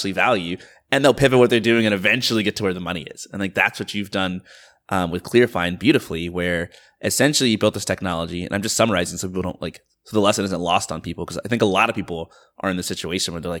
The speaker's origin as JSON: {"language": "English", "region": "Georgia", "country": "United States", "tie": "born or raised there", "said": "I grew up like very middle class in like the suburbs of Georgia"}